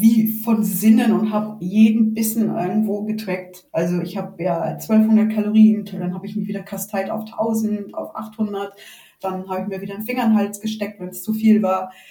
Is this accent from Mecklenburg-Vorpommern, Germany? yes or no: yes; Rostock, Mecklenburg-Vorpommern, Germany; accent: North German; moved away as an adult; now in Mühldorf am Inn, Germany; ich bin an der Ostsee geboren, in der schönen Stadt Rostock, Hansestadt Rostock im Jahre 73 ähm, und bin quasi in der DDR groß geworden bis zu meinem 16. Lebensjahr